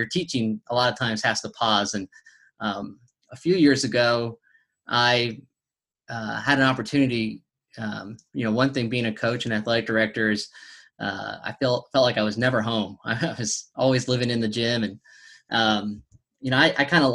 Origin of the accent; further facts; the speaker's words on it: California, United States; now in Tennessee, United States; I'm originally from California